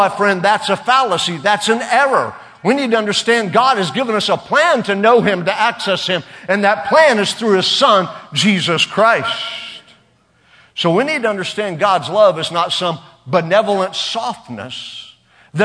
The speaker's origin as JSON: {"language": "English", "region": "Oklahoma", "country": "United States", "said": "We're from Oklahoma. It's all right. Every boy has a pocket knife there."}